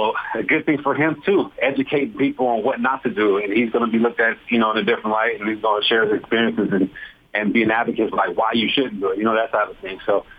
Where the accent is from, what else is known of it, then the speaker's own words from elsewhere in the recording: California, United States; now in Utah, United States; I'm coming from California, and so I'm like, nah, Utah can't have no bad areas